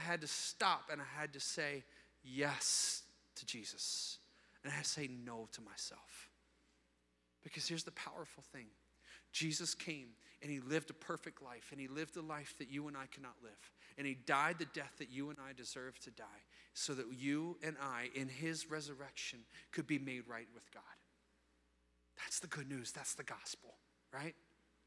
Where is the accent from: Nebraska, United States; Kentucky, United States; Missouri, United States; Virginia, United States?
Virginia, United States; Virginia Beach; I grew up in Virginia Beach when I was 8 years old